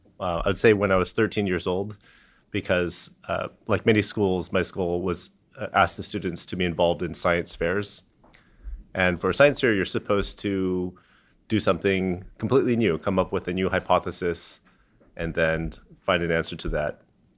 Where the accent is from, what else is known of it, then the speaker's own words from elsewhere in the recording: San Diego, California, United States; I grew up in San Diego, and they helped me get in contact with a professor at UCSD, Bill Loomis.